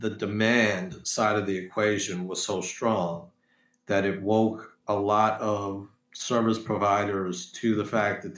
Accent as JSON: {"language": "English", "region": "New Jersey", "country": "United States", "tie": "born or raised there", "also_born_or_lived": "Washington / New York", "moved": "yes", "said": "I'm a Jersey kid. So I grew up in Central Jersey, and I claim it proudly."}